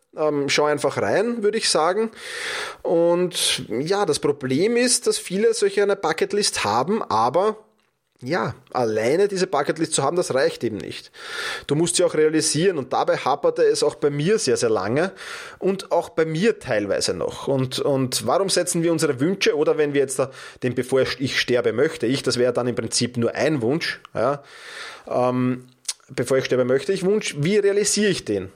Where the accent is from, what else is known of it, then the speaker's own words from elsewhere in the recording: Austria; bei uns in Österreich